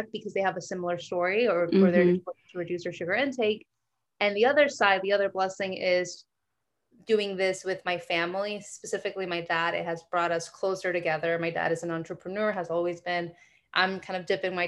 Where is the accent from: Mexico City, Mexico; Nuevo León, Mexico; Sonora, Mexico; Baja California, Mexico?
Nuevo León, Mexico; Monterrey; moved away as an adult; now in United States; So I was born and raised in Mexico. I lived there. I did college in Mexico. So I'm kind of only been in the U.S. for about 10 years